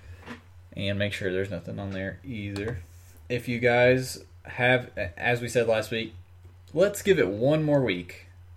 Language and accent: English; Kentucky, United States; moved away; I'm from Kentucky. Down there, we don't put noodles in chili